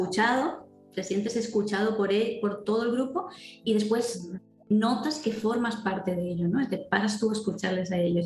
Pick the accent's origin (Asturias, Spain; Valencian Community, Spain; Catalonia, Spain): Valencian Community, Spain; Valencia; yo soy de Valencia